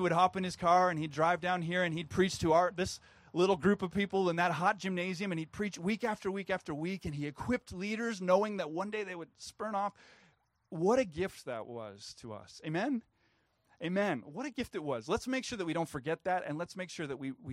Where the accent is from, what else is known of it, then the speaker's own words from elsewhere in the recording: Canada; I'm a Canadian